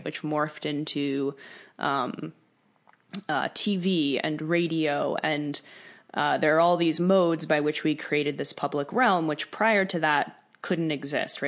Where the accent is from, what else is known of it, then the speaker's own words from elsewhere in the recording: East Coast, just north of New York City, United States; moved away as an adult; also born or lived in New Jersey; now in Topanga, United States; I grew up on the East Coast, right just north of New York City.